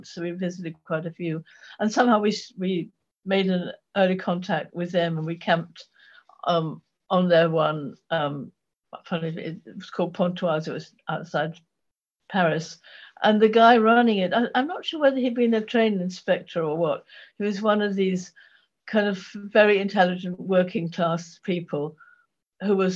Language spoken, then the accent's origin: English; Ipswich, East of England, United Kingdom; now in Norfolk, United Kingdom; I, I grew up in Suffolk